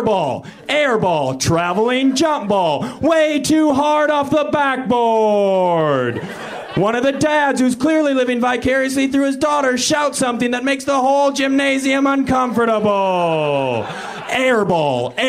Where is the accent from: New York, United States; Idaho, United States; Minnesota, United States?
Minnesota, United States; moved away; I'm from Minnesota